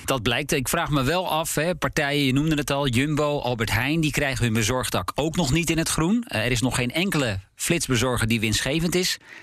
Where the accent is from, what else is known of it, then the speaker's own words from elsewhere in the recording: Hensbroek, North Holland, Netherlands; ik van Hensbroek, waar ik ben geboren, naar Alkmaar